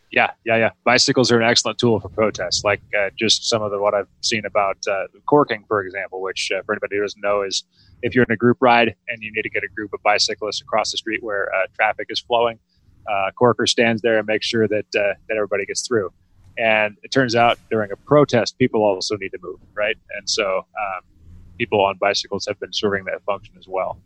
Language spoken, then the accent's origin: English; Washington, United States; I grew up in Washington